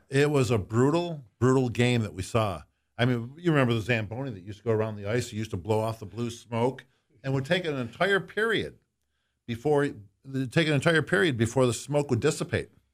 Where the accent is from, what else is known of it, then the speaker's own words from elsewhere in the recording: Buffalo, New York, United States; I'm from Buffalo.